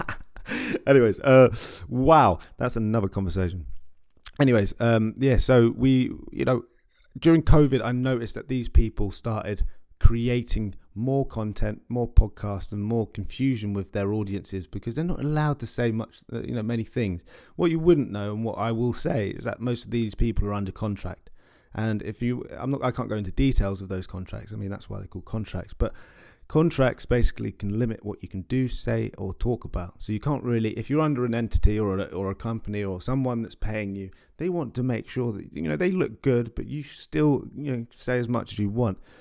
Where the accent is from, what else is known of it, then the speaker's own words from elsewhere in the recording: London, United Kingdom; I'm a guy from West London